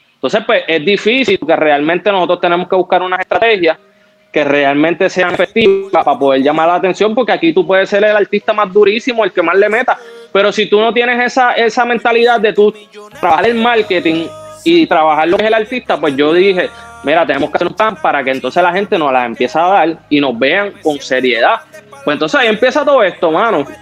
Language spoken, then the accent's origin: Spanish; Puerto Rico; Yo soy de aquí de Puerto Rico, sangre dominicana